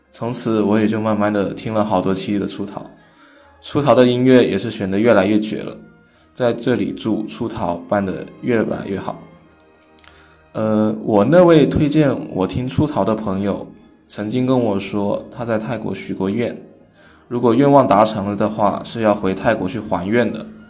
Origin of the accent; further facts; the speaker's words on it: Meizhou, Guangdong, China; 我是来自广东梅州的客家人